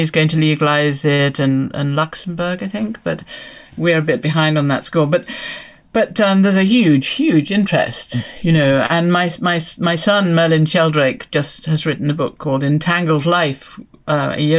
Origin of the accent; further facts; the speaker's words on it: England, United Kingdom; I'm from England